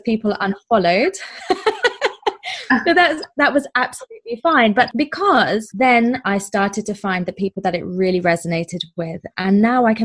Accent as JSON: {"language": "English", "region": "England", "country": "United Kingdom", "moved": "as an adult", "lives_now": "Durban, South Africa", "said": "I'm originally from England, as I expect you will be able to hear, but I've lived in South Africa for about 5 years now"}